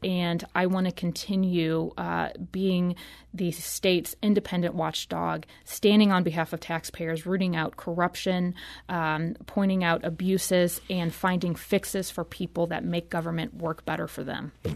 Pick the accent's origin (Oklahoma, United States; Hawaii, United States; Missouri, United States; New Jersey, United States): Missouri, United States; St. Louis; I'm from Saint Louis. I grew up here